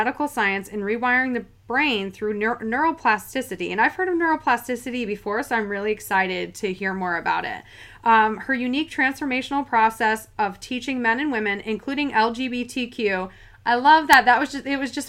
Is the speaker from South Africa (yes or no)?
no; upstate New York, United States; I'm from upstate New York, so like Canada practically, 30 minutes